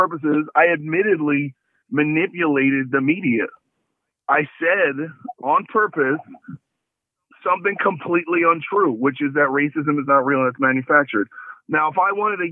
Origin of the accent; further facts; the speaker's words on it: New York City, New York, United States; I grew up in Brooklyn, which is a mixed race city